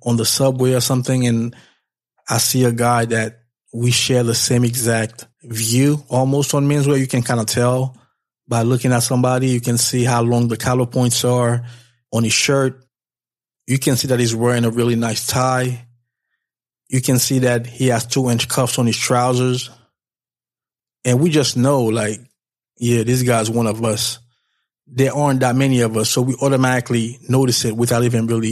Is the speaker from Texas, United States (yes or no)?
no; New York, United States; I'm from New York